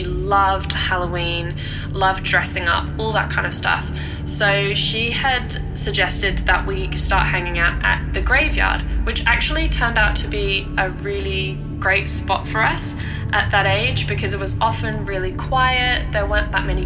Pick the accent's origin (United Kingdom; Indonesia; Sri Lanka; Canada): United Kingdom; Norfolk, East of England; I grew up in Norfolk, which is on the east coast of England